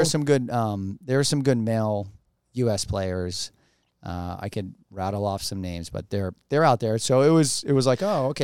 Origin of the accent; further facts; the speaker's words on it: United States; as an American.